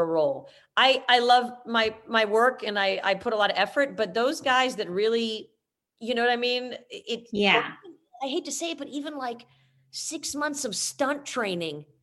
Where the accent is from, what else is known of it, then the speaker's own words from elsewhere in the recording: New York City, New York, United States; I was growing up in the Bronx